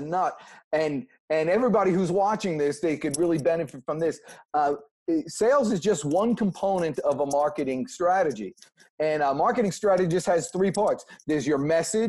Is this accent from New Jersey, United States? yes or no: yes; New Jersey, United States; moved away as an adult; now in Georgia, United States; I was from New Jersey